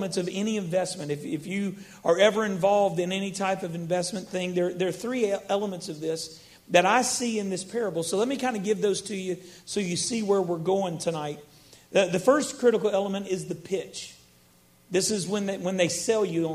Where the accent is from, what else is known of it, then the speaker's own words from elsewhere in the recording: Baton Rouge, Louisiana, United States; also born or lived in Orange County, California; now in Baton Rouge, United States; I grew up here in Baton Rouge